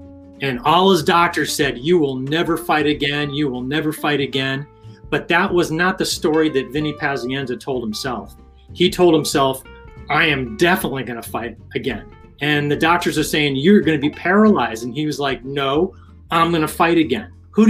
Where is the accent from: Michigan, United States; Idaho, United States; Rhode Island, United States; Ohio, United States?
Rhode Island, United States; I'm from Rhode Island.